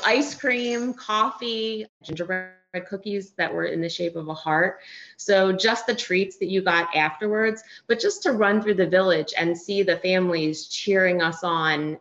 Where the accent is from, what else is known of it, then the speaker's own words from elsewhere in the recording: Philadelphia, Pennsylvania, United States; moved away as an adult; now in West Palm Beach, United States; We both were born and raised in Philly